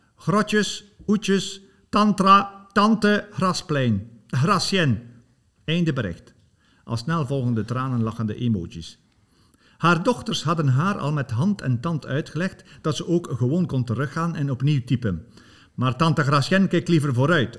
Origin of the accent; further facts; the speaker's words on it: Bruges, Flanders, Belgium; accent: West Flemish; moved away; dat ik oorspronkelijk van West-Vlaanderen ben